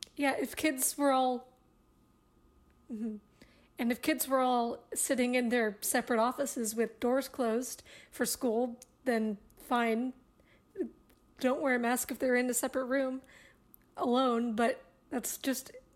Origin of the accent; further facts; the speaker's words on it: United States; As an American